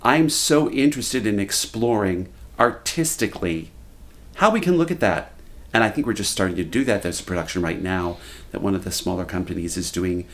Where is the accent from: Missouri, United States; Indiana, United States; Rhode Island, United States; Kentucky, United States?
Kentucky, United States